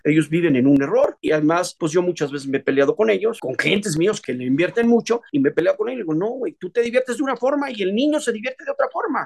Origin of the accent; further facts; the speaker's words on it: Mexico; Yo soy mexicano